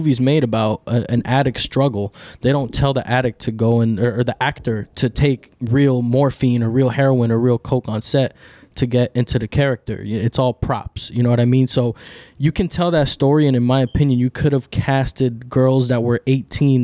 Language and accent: English; New York City, New York, United States; also born or lived in Dominican Republic / Miami; I was born in New York City, but I lived in DR for a bit. So I know what it is to, I'm first generation American